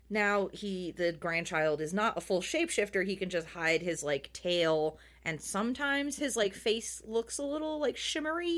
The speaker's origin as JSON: {"language": "English", "country": "United States", "said": "as an American"}